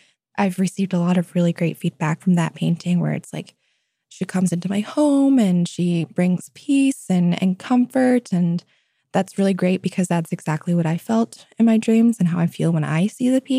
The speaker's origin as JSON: {"language": "English", "town": "Anchorage", "region": "Alaska", "country": "United States", "tie": "born or raised there", "said": "growing up in Anchorage"}